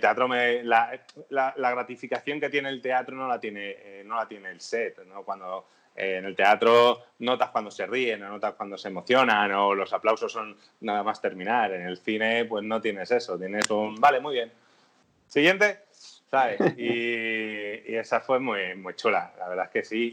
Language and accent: Spanish; Madrid, Community of Madrid, Spain; yo siempre soy de Madrid